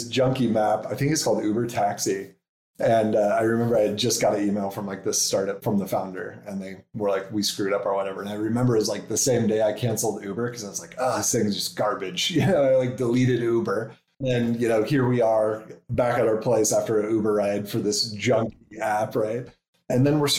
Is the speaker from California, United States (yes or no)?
no; Nebraska, United States; moved away as an adult; also born or lived in New York City / San Francisco; We're from Nebraska, so that's where we started.